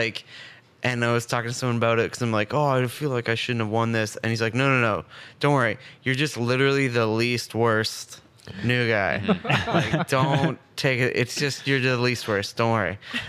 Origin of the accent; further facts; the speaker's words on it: Bracebridge, Ontario, Canada; moved away as an adult; also born or lived in Scarborough, Toronto; now in Ottawa, Canada; I grew up until I was like 4 in Scarborough, and then we moved to Bracebridge, Muskoka. And then I was there until I was 18, and then I came to Ottawa for Carleton, and then I've been stuck here ever